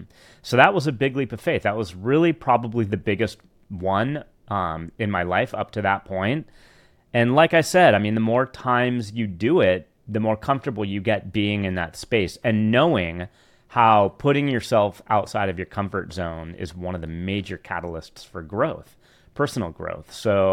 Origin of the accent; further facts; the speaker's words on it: California, United States; But being from the Bay Area, I mean, I grew up in the Redwoods. I grew up, you know, hiking the mountains, the Marin Headlands, like all the open space around Marin County.